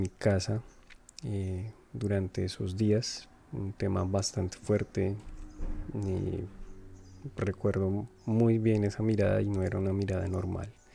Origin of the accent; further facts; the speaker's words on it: Colombia; now in Montreal, Canada; soy de Colombia, pero actualmente vivo en Montreal, Canadá